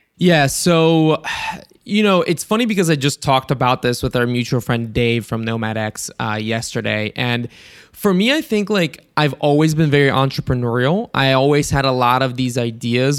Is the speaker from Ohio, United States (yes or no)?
yes; Ohio, United States; also born or lived in Bulgaria; I'm from Ohio, like, that's, like, my area of the U S that I'm in.